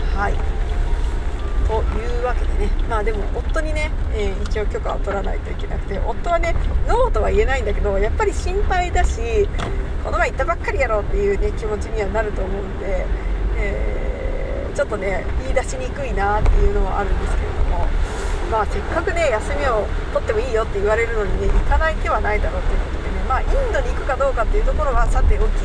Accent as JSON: {"language": "Japanese", "country": "Japan", "said": "私は日本人"}